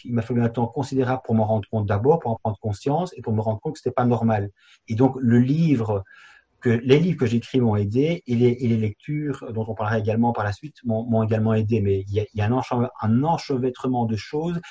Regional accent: Belgium; je viens effectivement de Belgique

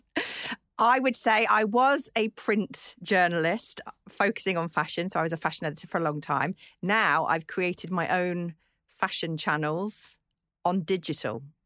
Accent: Birkenhead, North West England, United Kingdom; I grew up on the Wirral, not that far from where you grew up.

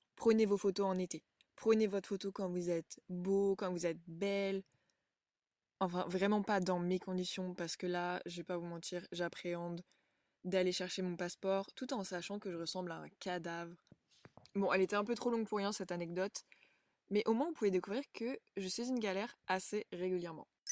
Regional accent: Burgundy, Bourgogne-Franche-Comté, France; also born or lived in England; Je suis originaire de Bourgogne, en France

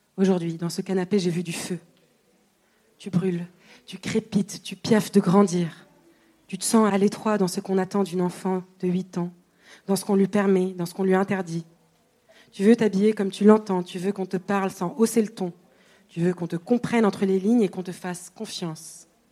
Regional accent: Tunisia; moved away; de mon enfance en Tunisie

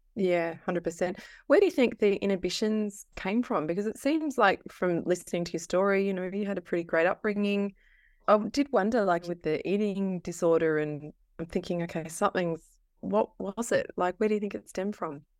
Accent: Castlemaine, Victoria, Australia; I'm from Castle Main

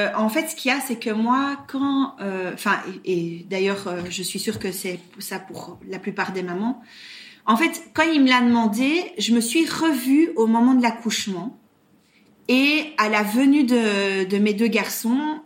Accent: Brussels, Brussels-Capital Region, Belgium; accent: Belgian; now in Belgian Ardennes, Belgium; à l'origine, je suis euh, bruxelloise

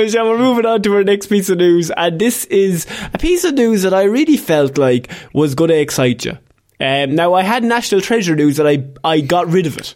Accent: Ireland; as Irish people

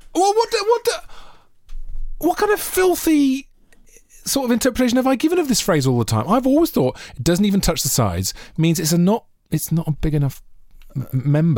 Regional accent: Monmouth, Wales, United Kingdom; growing up in Monmouth.

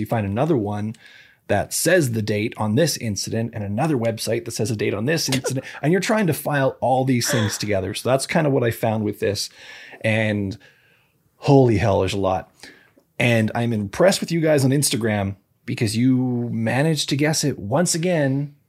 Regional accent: Canada; We're Canadian.

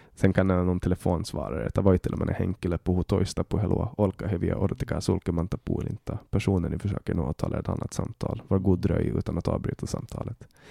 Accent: Åland Islands; now in Sweden; ålänning är jag alltid

